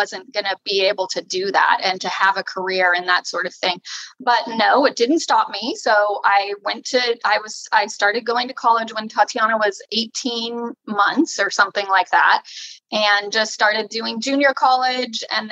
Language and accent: English; California, United States; moved away as an adult; also born or lived in Sacramento, California; now in Oregon, United States; I was born in Sacramento, California. So I'm from California.